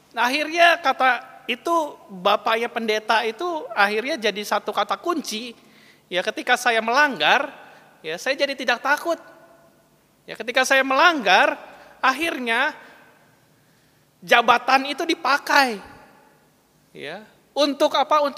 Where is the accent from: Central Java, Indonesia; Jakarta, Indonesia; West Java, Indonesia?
West Java, Indonesia; Bandung; accent: Sundanese; now in Surabaya, Indonesia; Saya asli orang Bandung, ngomongnya logat Sunda begini ya Bapak Ibu. Dan ya beberapa kesulitan. Yang pertama soal uh, ya cuaca yang jelas berbeda gitu ya, jauh lebih panas di Surabaya.